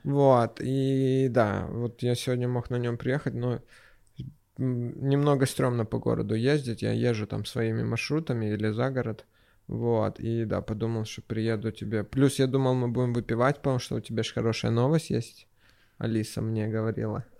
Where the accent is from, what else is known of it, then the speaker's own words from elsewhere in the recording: Sevastopol, Ukraine; мороженое даже ел а, в детстве в Севастополе